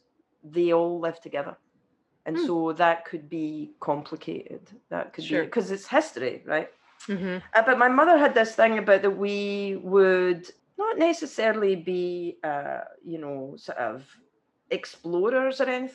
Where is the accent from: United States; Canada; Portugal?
United States; California; I am. I'm not, actually. I'm from Orange County.